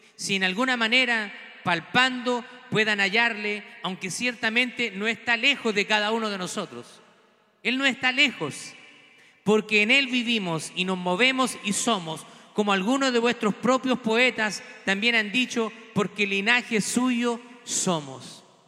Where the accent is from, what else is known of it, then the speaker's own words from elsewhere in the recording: Chile; moved away; lo veo también en mi país